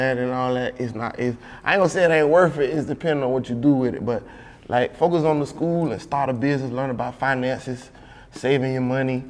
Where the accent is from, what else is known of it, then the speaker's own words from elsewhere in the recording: Miami Gardens, Florida, United States; It was Carroll City. Now they call it Miami Gardens or Myrtle Gardens. I'm from Scott Lake